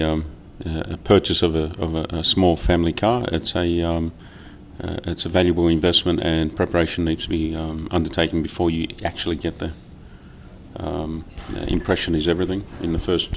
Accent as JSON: {"language": "English", "town": "Sydney", "region": "New South Wales", "country": "Australia", "said": "I hail from Sydney, Australia"}